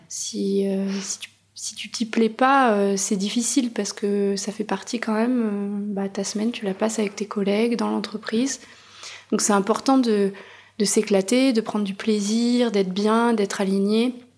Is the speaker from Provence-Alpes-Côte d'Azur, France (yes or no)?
no; Auvergne-Rhône-Alpes, France; moved away as an adult; now in Bordeaux, France; J'avais fait mes études en Auvergne